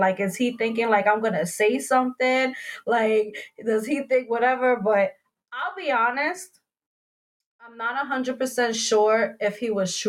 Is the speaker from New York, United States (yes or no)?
yes; New York City, New York, United States; I'm originally from the Bronx too, whatever, whatever. You know, I lived on Mars Park, da-da-da-da. I went to this school